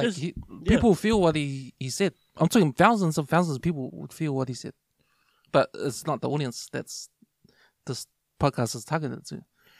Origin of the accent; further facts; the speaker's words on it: South Auckland, Auckland, New Zealand; Like, we're from South Auckland, we're from West.